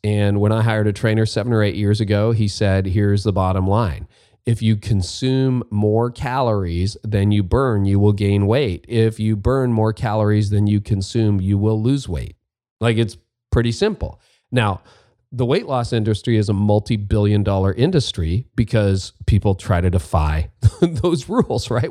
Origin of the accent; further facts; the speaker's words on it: Canada; as a Canadian, a, a non-Oregonian